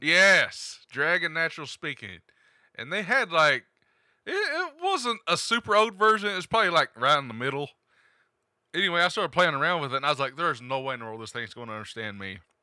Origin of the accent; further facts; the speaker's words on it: Appalachia, United States; accent: hillbilly twang